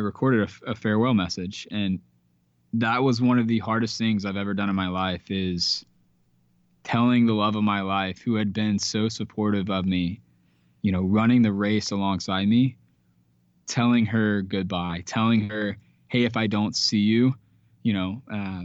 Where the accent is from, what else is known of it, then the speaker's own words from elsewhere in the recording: Georgia, United States; I'm from Georgia. I'm a Georgia boy